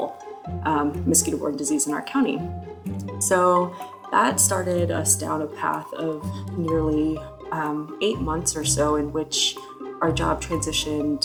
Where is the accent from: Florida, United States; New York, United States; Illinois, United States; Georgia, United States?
Florida, United States; moved away as an adult; also born or lived in Philadelphia; I'm originally from Florida